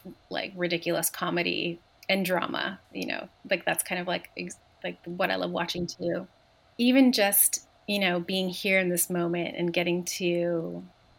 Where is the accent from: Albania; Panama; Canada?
Canada; Montreal, Quebec; I grew up in Montreal